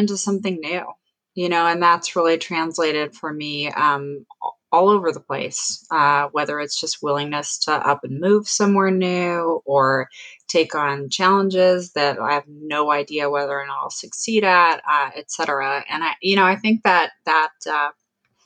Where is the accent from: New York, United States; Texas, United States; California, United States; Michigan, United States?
California, United States; Oakland; moved away as an adult; also born or lived in Switzerland / New Jersey; I grew up in Oakland, California, in the Bay Area